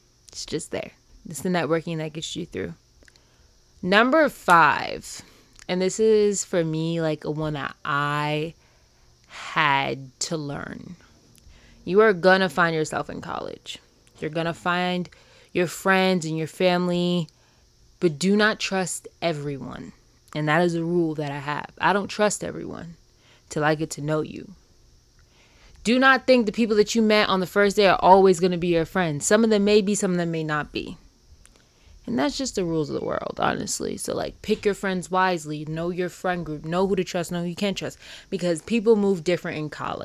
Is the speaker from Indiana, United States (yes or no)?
no; New York, United States; moved away as an adult; now in Baltimore, United States; I'm from New York